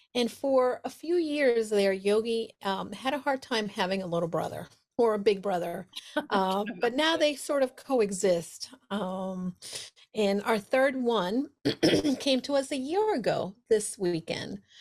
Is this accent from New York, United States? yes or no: yes; New York City, New York, United States; moved away as an adult; now in Connecticut, United States; I'm a New Yorker